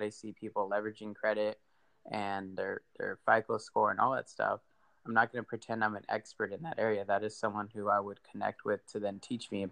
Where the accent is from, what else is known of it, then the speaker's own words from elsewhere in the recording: Victorville, California, United States; I grew up a little east of you in Victorville